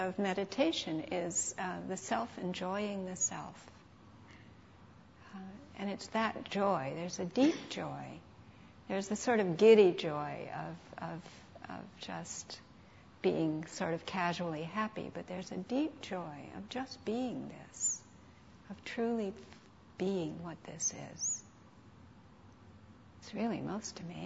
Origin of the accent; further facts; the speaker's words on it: St. Louis, Missouri, United States; I was raised in St. Louis